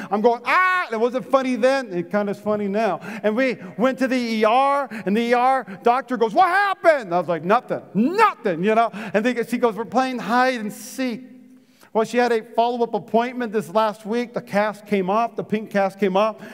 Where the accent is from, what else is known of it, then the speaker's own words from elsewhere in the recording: Fargo, North Dakota, United States; I grew up in North Dakota in Fargo